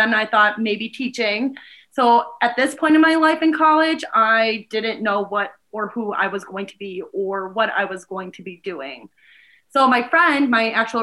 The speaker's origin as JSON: {"language": "English", "town": "Milwaukee", "region": "Wisconsin", "country": "United States", "also_born_or_lived": "Fond du Lac, Wisconsin / Madison, Wisconsin", "lives_now": "Green Bay, United States", "said": "I am originally from Milwaukee, Wisconsin"}